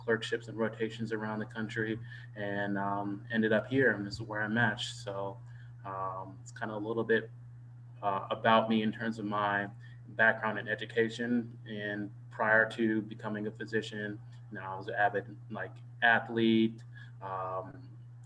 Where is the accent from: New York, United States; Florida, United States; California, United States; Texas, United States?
Texas, United States; Dallas; moved away as an adult; also born or lived in Indiana / Washington, D.C. / Fort Worth, Texas / Caribbean; now in Detroit, United States; I grew up in Dallas, Texas